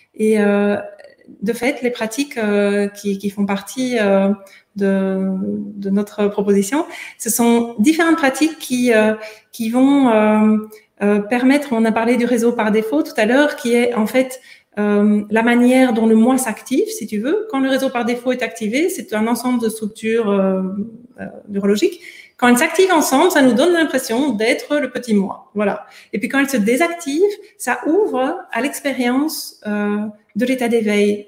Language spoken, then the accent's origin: French; Belgium; moved away as an adult; also born or lived in United States; je suis belge